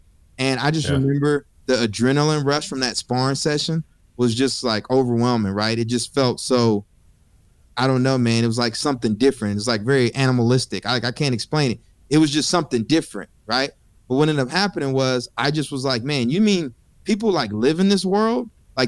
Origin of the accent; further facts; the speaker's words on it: College Station, Texas, United States; So I'm from College Station, and Texas A&M University is in my backyard.